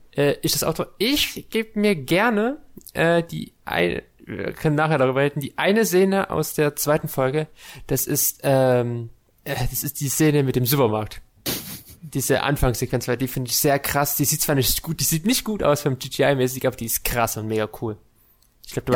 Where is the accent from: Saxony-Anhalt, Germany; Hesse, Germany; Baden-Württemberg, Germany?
Saxony-Anhalt, Germany; Die sind dieses Jahr bei uns in Sachsen-Anhalt